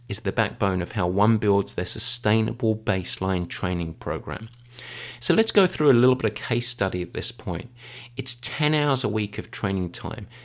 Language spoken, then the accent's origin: English; England, United Kingdom; I am English. I was raised on afternoon English tea